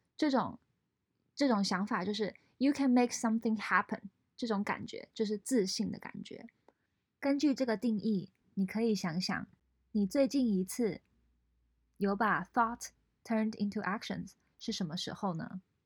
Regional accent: Taiwan; moved away as an adult; also born or lived in France; now in San Francisco Bay Area, United States; 我在台湾长大，后来到美国留学

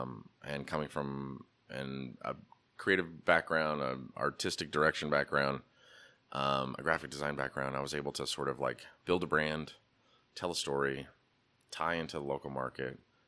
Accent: Pacific Northwest, United States; I'm an American dude. Who doesn't like the American heritage? And I grew up in the Northwest

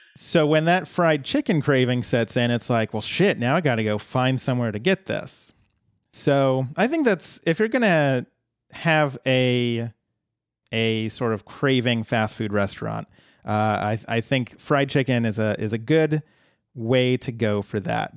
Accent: Colorado, United States; moved away; happened to be one in my hometown back in Colorado

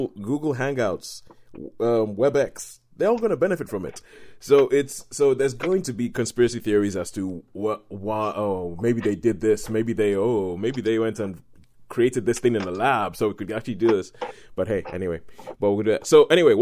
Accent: Nigeria; As a Nigerian and as a Christian

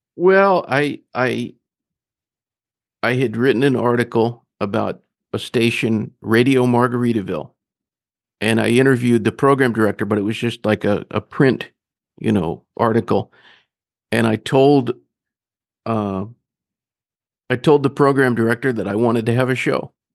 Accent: Grand Rapids, Michigan, United States; also born or lived in Northeast Georgia; now in Charleston, United States; I was born in Grand Rapids, Michigan.

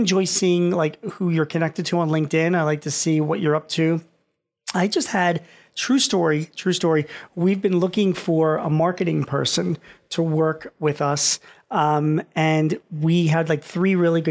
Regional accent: Philadelphia, Pennsylvania, United States; I'm from Philly

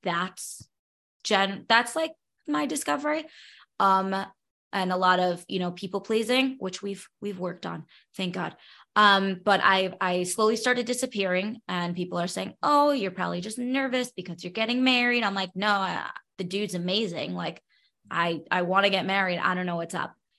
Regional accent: New York City, New York, United States; moved away as an adult; now in Nevada, United States; I grew up born and bred in Brooklyn, New York.

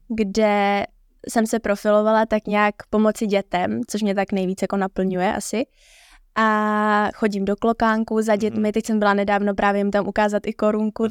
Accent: Prague, Czechia; jak jsem z Prahy, tak jsem nespala na hotelu

